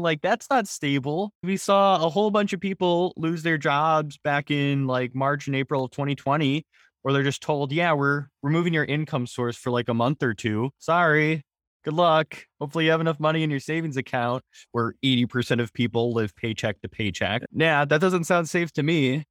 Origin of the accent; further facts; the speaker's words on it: Wisconsin, United States; I'm from Wisconsin